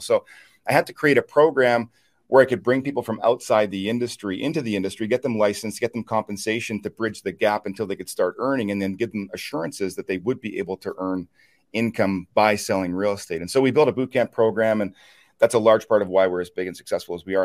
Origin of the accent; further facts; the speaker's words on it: Chipman, New Brunswick, Canada; I'm from a small town in eastern Canada, a little town called Chipman, New Brunswick, uh, about 1,500 people